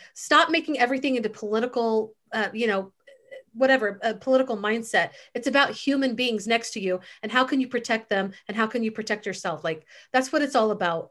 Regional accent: Missouri, United States; moved away; also born or lived in Texas; I grew up in the Midwest. I grew up right outside of Kansas City.

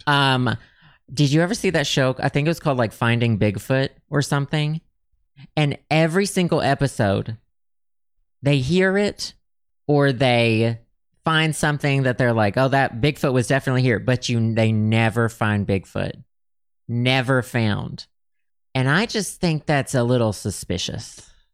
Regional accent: Arkansas, United States; I grew up in Arkansas.

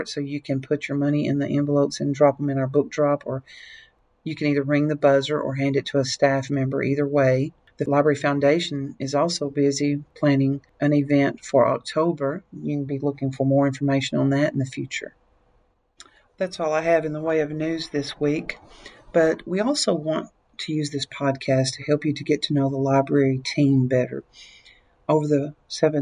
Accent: Lexington, Tennessee, United States; I was born and raised in Lexington, Tennessee, which is not far from here

